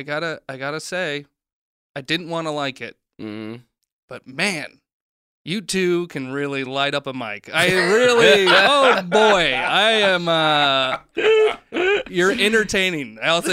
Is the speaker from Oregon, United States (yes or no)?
yes; Oregon, United States; I'm a logger from Oregon.